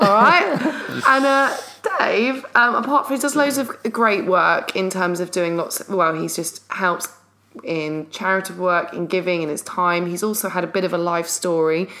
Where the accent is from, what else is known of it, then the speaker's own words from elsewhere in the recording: London, United Kingdom; we're from London